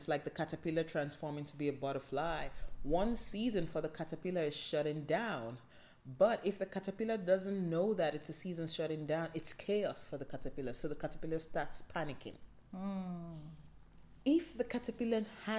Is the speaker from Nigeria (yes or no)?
yes; Nigeria; I'm from Nigeria